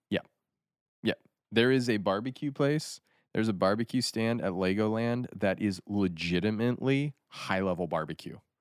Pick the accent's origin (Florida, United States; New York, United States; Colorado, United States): Colorado, United States; Aspen; moved away as an adult; also born or lived in Japan; growing up near Aspen